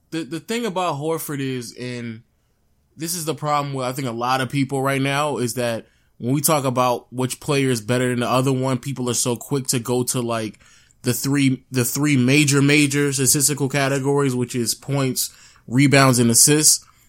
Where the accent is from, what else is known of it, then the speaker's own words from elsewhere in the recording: Atlanta, Georgia, United States; I'm just from Atlanta